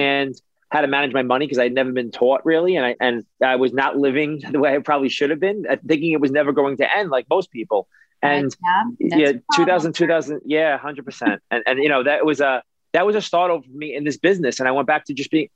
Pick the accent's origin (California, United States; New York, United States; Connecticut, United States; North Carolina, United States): New York, United States; New York City; I was a kid who grew up in New York. I grew up in Brooklyn